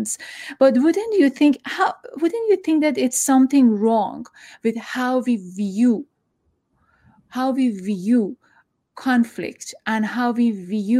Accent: Iran; now in United States; I am from Iran

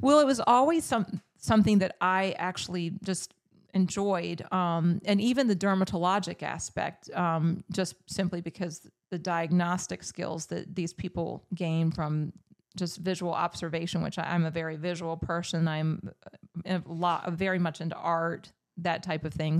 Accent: Newport News, Virginia, United States; I grew up in Newport News, Virginia.

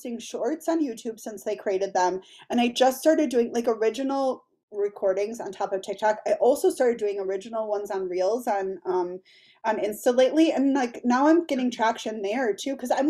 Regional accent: Milwaukee, Wisconsin, United States; moved away as an adult; now in Green Bay, United States; I'm from Milwaukee originally, but I moved up here the first week of quarantine

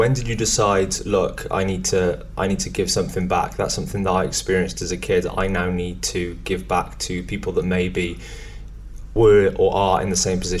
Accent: Brecon, Wales, United Kingdom; I actually don't come from too far away here. I was born in Brecon, Brecon Beacon.

